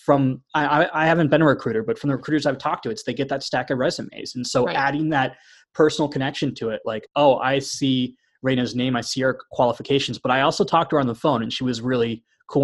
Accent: East Coast, United States; moved away as an adult; I'm from the East Coast originally, but as soon as I graduated from OT school, I moved across the country

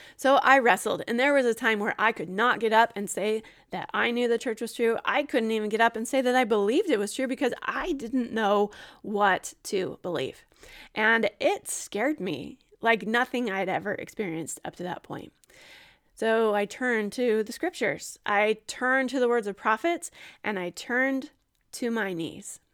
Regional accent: Gilbert, Arizona, United States; moved away as an adult; also born or lived in Utah / Ohio; I was born in Utah, raised in Arizona

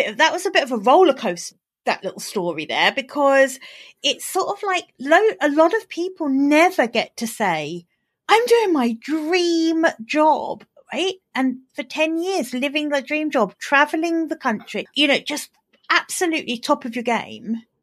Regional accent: England, United Kingdom; accent: English; my reserved English accent

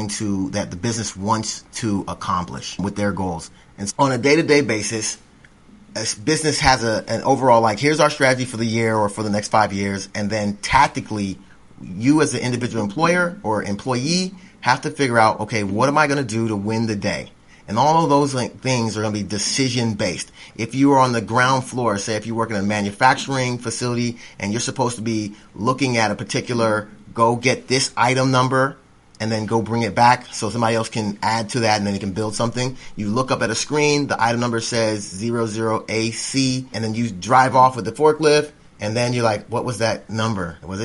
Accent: Florida, United States; now in Tennessee, United States; I'm a transplant from Florida, but I like being here in East Tennessee now.

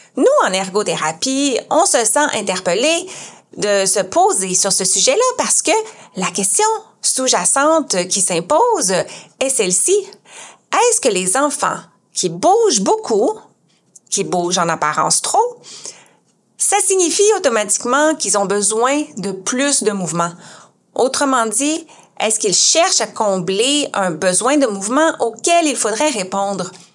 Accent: Quebec, Canada; je suis ergothérapeute québécoise, canadienne

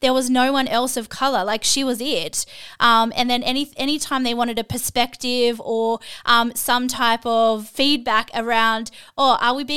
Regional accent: Australia; me growing up in Australia

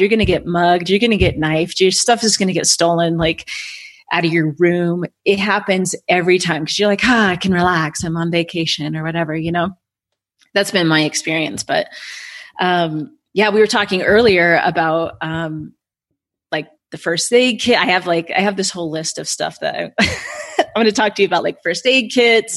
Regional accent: United States; white girl from America

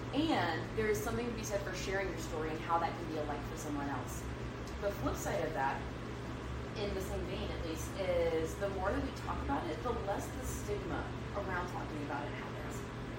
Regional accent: Deep South, United States; I grew up not understanding emotions at all because I grew up in the Deep South.

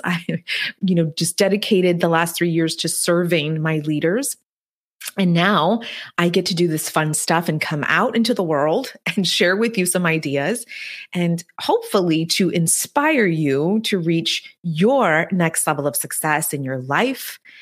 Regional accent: the Texas Mexican border, United States; English is a second language; the girl who was born and raised on the Texas Mexican border, who didn't speak a word of English until she was eight years old

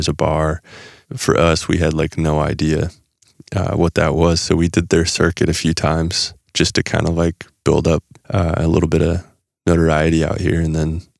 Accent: Nebraska, United States; Actually, when we grew up in Nebraska, and we would play places people couldn't remember who we were, like telling us apart.

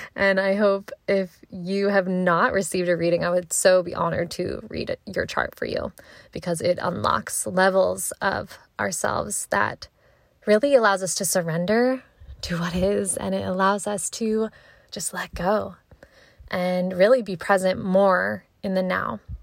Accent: Frederick, Maryland, United States; also born or lived in Columbia, Maryland; Then for middle school, we moved to Frederick, and that's basically where I, from middle school to high school, still, you know, in this area to this day, um, that's where I grew up. I, Frederick is home to me

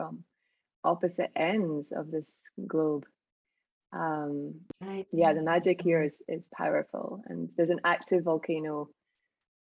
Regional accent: Scotland, United Kingdom; moved away as an adult; now in Iceland; I was born on that land, although I'm mostly Irish.

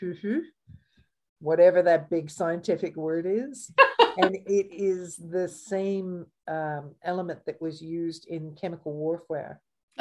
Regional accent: Canada; now in Australia; I'm Canadian by birth

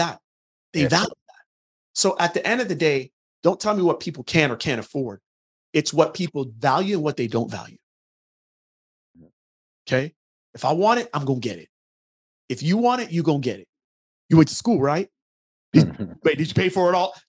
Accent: Jamaica; now in United States; I'm originally from Jamaica

